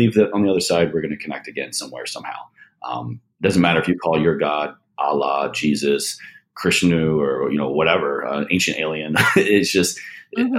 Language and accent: English; Roanoke, Virginia, United States; Shout out Roanoke, Virginia